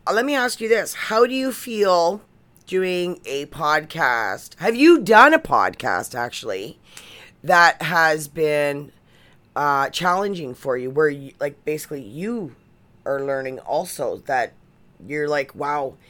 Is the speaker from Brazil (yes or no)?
no; Canada; we're from Canada